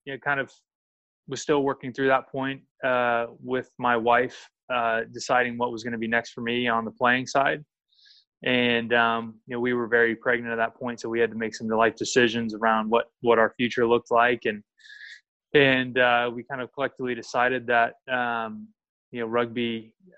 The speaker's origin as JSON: {"language": "English", "town": "Sacramento", "region": "California", "country": "United States", "tie": "born or raised there", "said": "So I grew up in Sacramento. Typical American kid"}